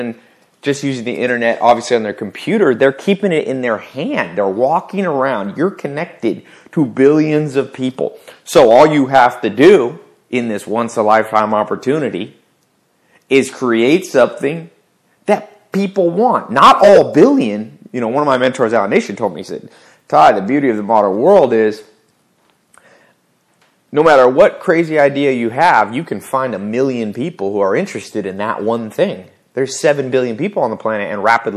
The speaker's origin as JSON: {"language": "English", "region": "the South", "country": "United States", "tie": "born or raised there", "said": "I grew up in the South"}